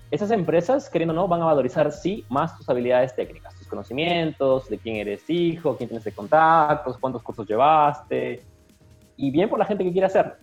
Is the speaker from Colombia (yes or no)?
no; Ilo, Moquegua, Peru; moved away as an adult; also born or lived in Arequipa, Peru / Florianópolis, Brazil; now in Brazil; yo vivía en Hilo, yo acabé el colegio en Hilo, yo nací en Hilo, de hecho